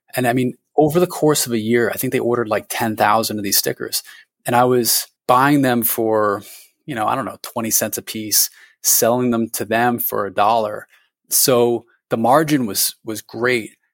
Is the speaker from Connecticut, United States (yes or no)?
yes; Connecticut, United States; moved away as an adult; also born or lived in Vermont; Connecticut where I had, you know, gone to high school